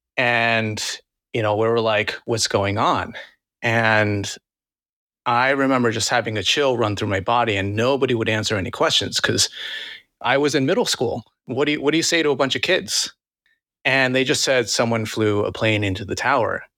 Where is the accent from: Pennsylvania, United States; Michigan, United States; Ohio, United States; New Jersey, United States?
New Jersey, United States; New Jersey suburbs, United States; also born or lived in Queens, New York City / New York City; I was born and raised in Queens, and then at, like, seven years old, my family moved over to New Jersey.